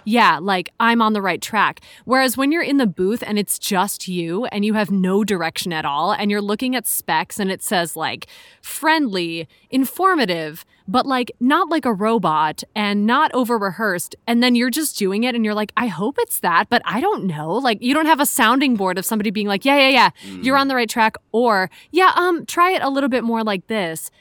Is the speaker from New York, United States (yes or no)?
no; Chicago, Illinois, United States; moved away as an adult; also born or lived in Philadelphia / Hong Kong; I'm from Chicago originally, but I moved out to Philly for school.